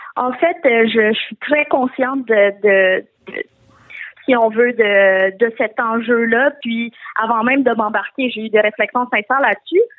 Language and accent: French; Quebec, Canada; born or raised there